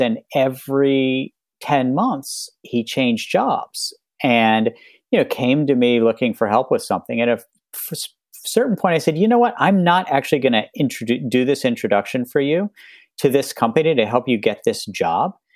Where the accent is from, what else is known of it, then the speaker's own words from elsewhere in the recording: West Virginia, United States; moved away; when I was growing up in West Virginia